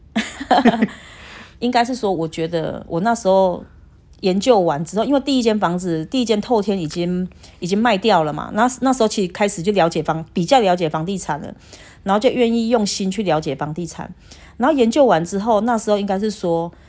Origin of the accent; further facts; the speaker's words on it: Taichung, Taiwan; 因为我们是台中人嘛